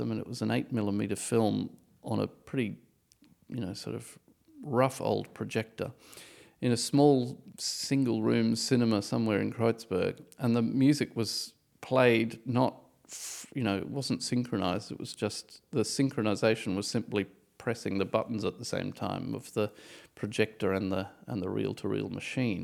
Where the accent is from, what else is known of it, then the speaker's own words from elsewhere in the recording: Australia; moved away as an adult; now in Berlin, Germany; I'm Australian